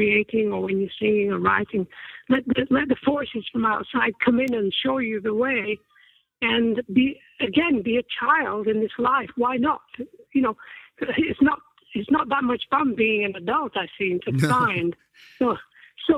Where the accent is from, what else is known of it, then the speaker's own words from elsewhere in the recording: Accrington, North West England, United Kingdom; I come from Accrington, which is a small town north of Manchester